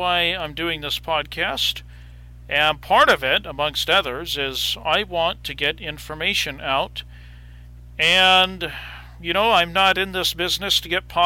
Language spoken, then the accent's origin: English; Ontario, Oregon, United States; I am from Eastern Oregon